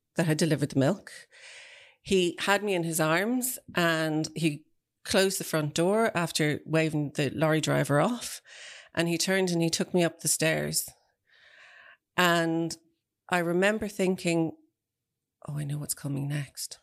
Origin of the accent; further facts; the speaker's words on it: Celbridge, Leinster, Ireland; it's where I grew up